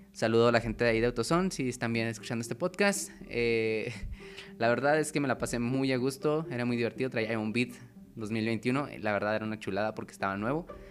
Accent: Chihuahua, Mexico; also born or lived in Cuauhtémoc, Chihuahua; Nací en la ciudad de Chihuahua, donde estudié, crecí hasta los 13, luego viví en un pueblo y luego en Cuauhtémoc

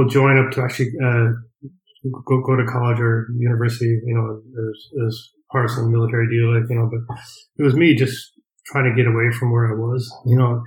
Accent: Colorado, United States; moved away as an adult; also born or lived in Nebraska; now in County Mayo, Ireland; I was born in Nebraska, which is right next to it. Like, but basically was raised in Colorado.

